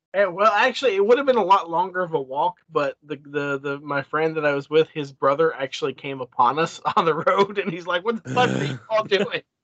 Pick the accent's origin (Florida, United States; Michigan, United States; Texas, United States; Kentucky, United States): Kentucky, United States; Lebanon; now in Lexington, United States; I grew up in Lebanon, Kentucky, where the nearest theater was 35